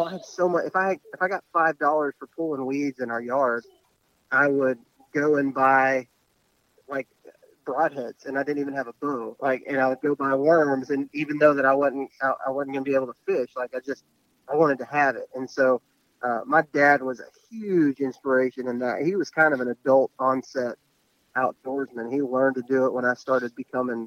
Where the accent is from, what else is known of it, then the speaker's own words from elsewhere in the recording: West Texas, United States; I was raised in West Texas